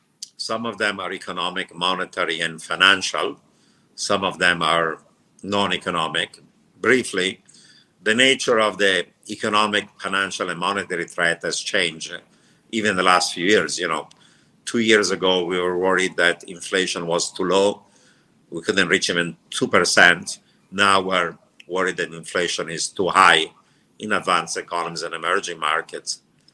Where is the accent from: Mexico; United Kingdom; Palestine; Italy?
Italy; also born or lived in Turkey / Iran / Israel; now in United States; I grew up in Italy, but before Italy, I lived in Turkey, Iran, and Israel.